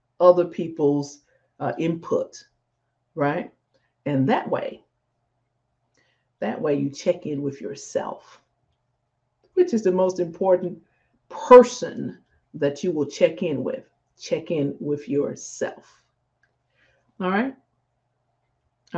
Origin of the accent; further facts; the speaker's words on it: Jackson, Mississippi, United States; Jackson, Mississippi, my hometown, Jackson, Mississippi.